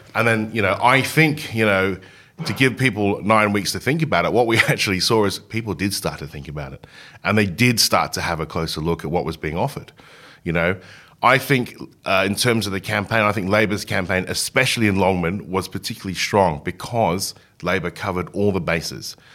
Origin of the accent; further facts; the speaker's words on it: Hong Kong; now in Australia; I grew up in Hong Kong.